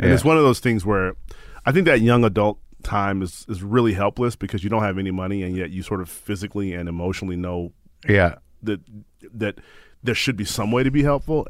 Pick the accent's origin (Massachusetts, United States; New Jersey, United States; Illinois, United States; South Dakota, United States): Illinois, United States; Chicago; Born and raised in Chicago.